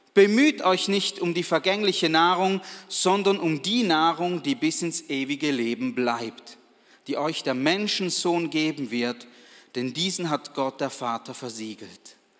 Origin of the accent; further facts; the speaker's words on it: Balgach, St. Gallen, Switzerland; ich bin aus Balgach, einem Weindorf